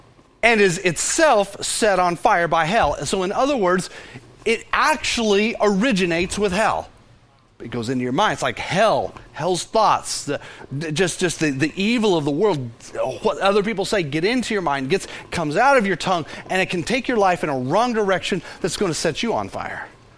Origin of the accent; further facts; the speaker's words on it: Fort Worth, Texas, United States; Of course, we all say, of course we know about that, because we're from Fort Worth, right?